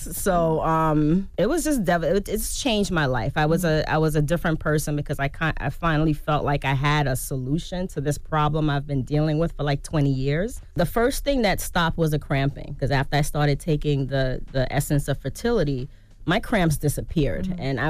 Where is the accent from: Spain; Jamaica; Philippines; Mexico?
Jamaica; like I said, I'm Jamaican, like, you know, escovitch fish.